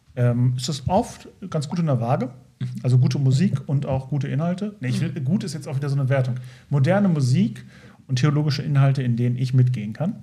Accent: Lindorf near Osnabrück, Lower Saxony, Germany; moved away; ich aus Lindorf komme aus dem schönen Lindorf in der Nähe von Osnabrück

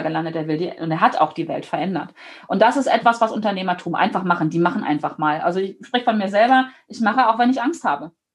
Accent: Germany; dass ich hier geboren bin in Deutschland, dass ich hier leben darf

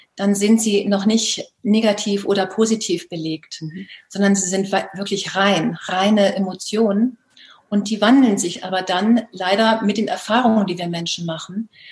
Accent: Baltic coast, Germany; moved away; zurzeit habe ich das große Glück, im ähm, Norden zu leben, an der Ostsee meiner alten Heimat

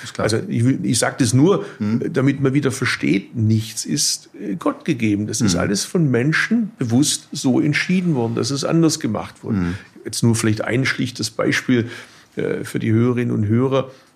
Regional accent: Swabia, Baden-Württemberg, Germany; Als Schwabe

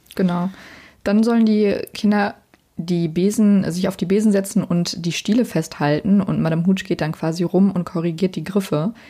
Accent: Bonn, North Rhine-Westphalia, Germany; ich bin ähm, in Bonn zur Schule gegangen

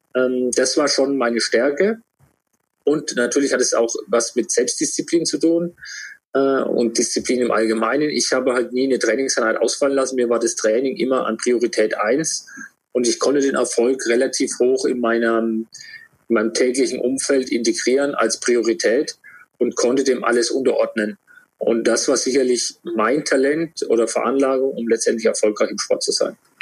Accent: Würzburg, Bavaria, Germany; bin in Würzburg geboren

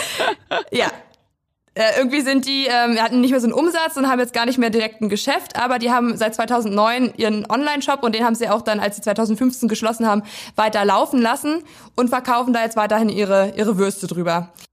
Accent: Weisen, Brandenburg, Germany; ich komme aus dem kleinen Dörfchen Weisen

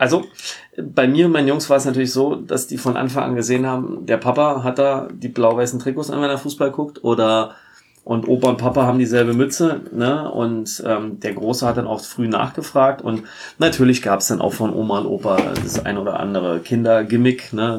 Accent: Berlin, Germany; moved away as an adult; now in Rhein-Main area, Germany; ich bin geboren in Berlin-Neukölln, bin dann aufgewachsen äh, in Tempelhof

